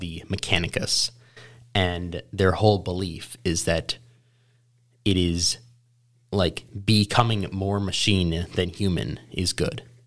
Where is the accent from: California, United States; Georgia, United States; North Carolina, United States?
North Carolina, United States; Charlotte; also born or lived in New York City, New York; when we moved to Charlotte, North Carolina